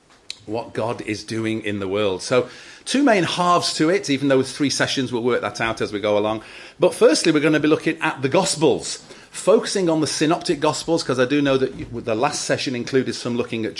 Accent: Stockport, North West England, United Kingdom; moved away as an adult; also born or lived in South Manchester / Bedworth / Worcester; I grew up in Stockport, South Manchester

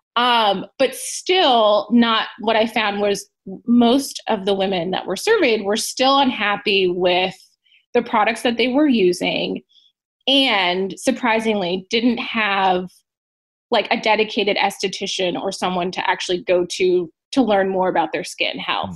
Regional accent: Southern California, United States; I'm from Southern California

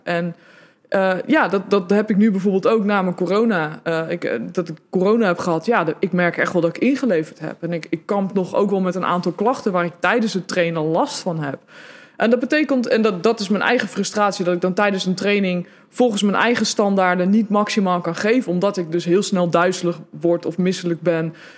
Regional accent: Netherlands; als Hollander

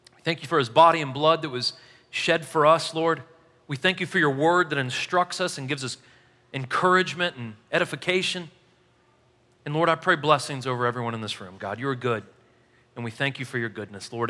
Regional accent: St. Louis, Missouri, United States; I'm from Saint Louis

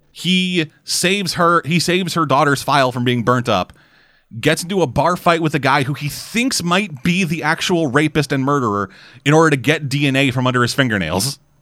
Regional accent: New York, United States; accent: New York; my New York accent

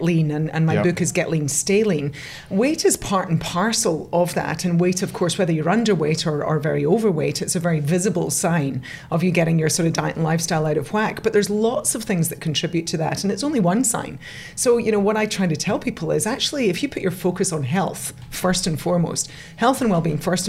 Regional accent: Scotland, United Kingdom; moved away as an adult; now in Sydney, Australia; You can hear from my accent. I'm originally a Scot.

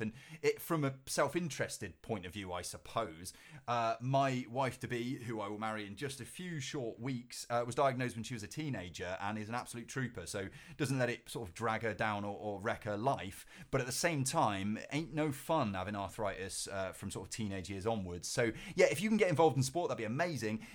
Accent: Cheltenham, South West England, United Kingdom; my hometown of, of Cheltenham

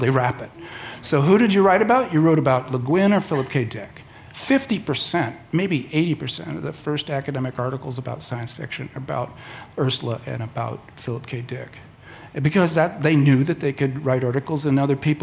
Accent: Southern California, United States; I was a kid from Southern California

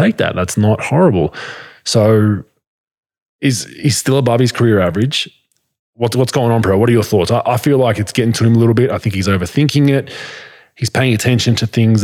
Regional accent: Australia; now in United States; I grew up in Australia

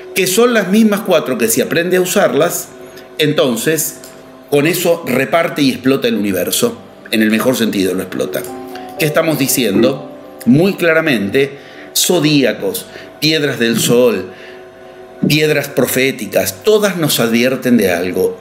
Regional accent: Argentina; yo soy argentino

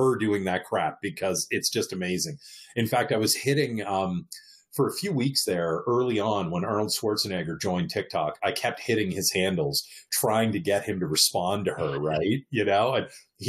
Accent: Canada; moved away as an adult; also born or lived in Eastern Canada; now in Southern California, United States; I'm from Canada originally.

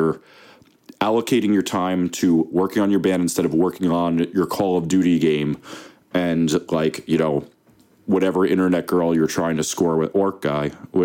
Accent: New Jersey, United States; I'm from Jersey

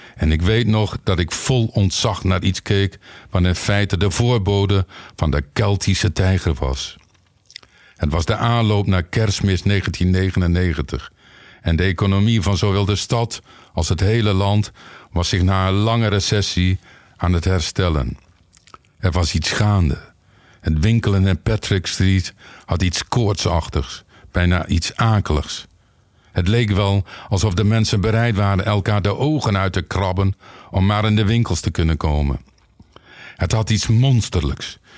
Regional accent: Winschoten, Groningen, Netherlands; Ik kom uit Winschoten, opgegroeid tenminste

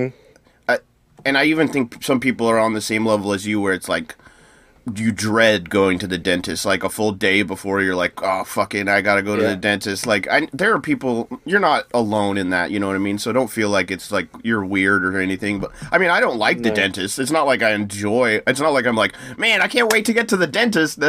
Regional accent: United States; as an American

